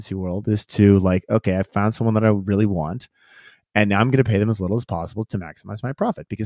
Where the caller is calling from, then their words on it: Washington, United States; So I am outside of the, the kind of the outskirts of Seattle, right?